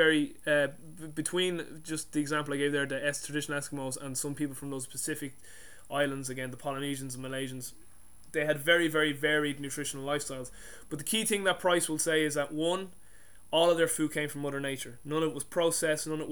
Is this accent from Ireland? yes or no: yes; Ireland; I'm Irish